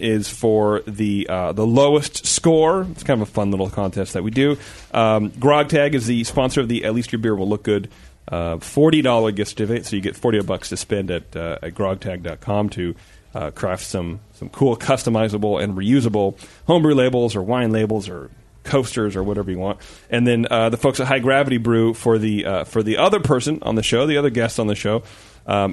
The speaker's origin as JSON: {"language": "English", "town": "Livermore", "region": "California", "country": "United States", "tie": "born or raised there", "moved": "yes", "said": "My hometown"}